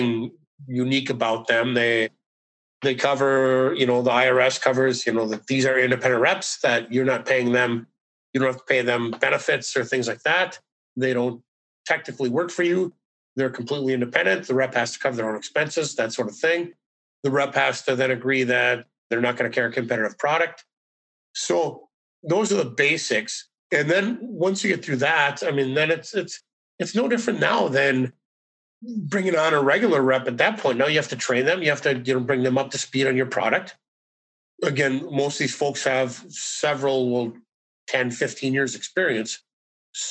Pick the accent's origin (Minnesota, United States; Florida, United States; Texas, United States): Minnesota, United States; northern; also born or lived in St. Paul, Minnesota; I'm from northern Minnesota. So basically all we did up there was we play hockey, we hunt, and we fish